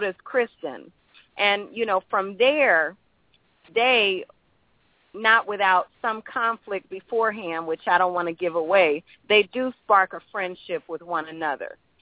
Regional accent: St. Louis, Missouri, United States; also born or lived in Brooklyn, New York / Queens, New York; now in New York, United States; I grew up in St. Louis.

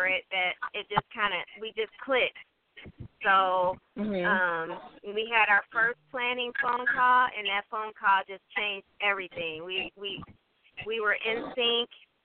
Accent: Detroit, Michigan, United States; I am from the Detroit, Southwest Detroit area.

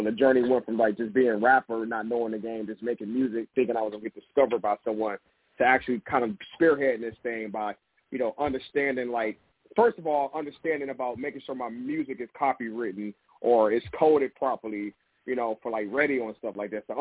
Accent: Detroit, Michigan, United States; moved away as an adult; also born or lived in Africa; now in Los Angeles, United States; I'm originally from Detroit, Michigan, man. I moved out to L.A. about 11 years ago, so I'm out here in Cali still.

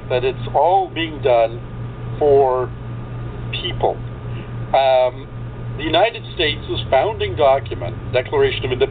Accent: Canada; what's this Canadian doing? I'm an American citizen as well. I'm a dual citizen

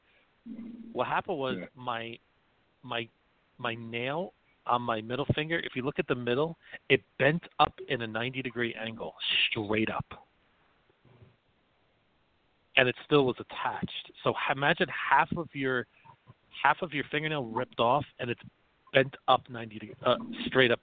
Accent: South River, New Jersey, United States; in South River, my hometown

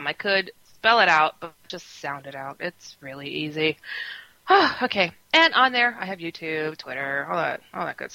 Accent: Wisconsin, United States; also born or lived in San Francisco; now in Chicago, United States; I'm from Wisconsin. I was raised there. I'm from San Francisco otherwise

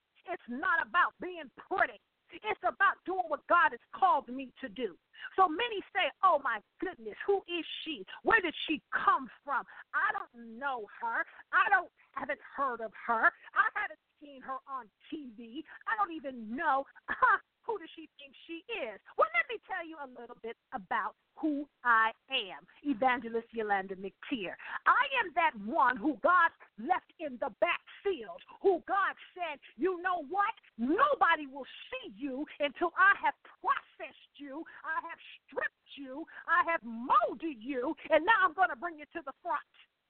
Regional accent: Akron, Ohio, United States; So his time at home was very limited because we lived up north, being born and raised in Akron, Ohio

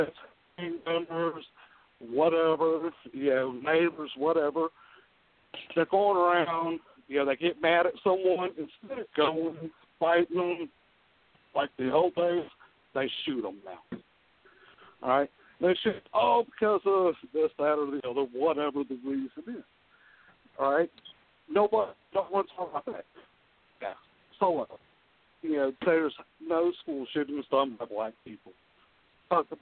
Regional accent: Middlebury, Indiana, United States; moved away as an adult; also born or lived in Elkhart, Indiana; now in Atlanta, United States; I grew up in Middlebury, Indiana.

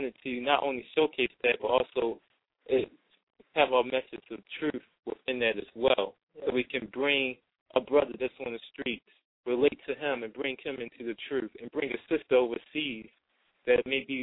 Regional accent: Baltimore, Maryland, United States; We grew up in Baltimore, Maryland, in a place of Baltimore called East Baltimore. We grew up there, born and raised our entire life.

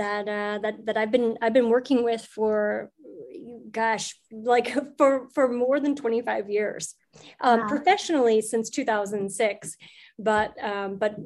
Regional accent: St. Louis, Missouri, United States; I was at the St. Louis Public Library, which is where I'm from. I'm from St. Louis.

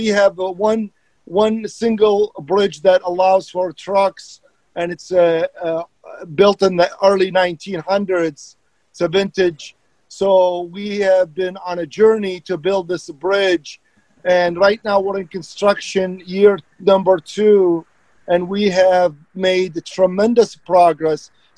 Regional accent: Iraq; English is a second language; moved away; I'm an immigrant. So talking about what Nick said, it resonate with me. I came from Iraq 36 years ago, and I started my journey and went to school and became a professional engineer.

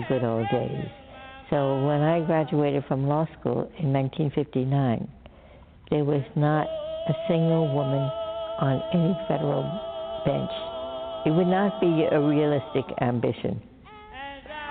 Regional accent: New York City, New York, United States; We were both born and bred in Brooklyn, New York.

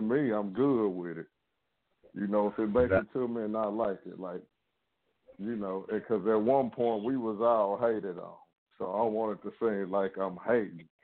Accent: Shreveport, Louisiana, United States; also born or lived in Dallas, Texas; I'm from Shreveport, Louisiana, but I'm calling from Dallas, Texas

